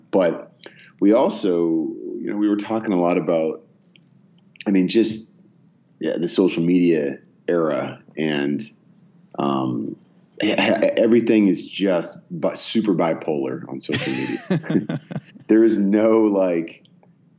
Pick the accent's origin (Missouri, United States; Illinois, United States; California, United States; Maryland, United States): California, United States; Bay Area; also born or lived in Oak Ridge, Tennessee; I grew up mostly in the Bay Area in California, actually. I was born in Oak Ridge, Tennessee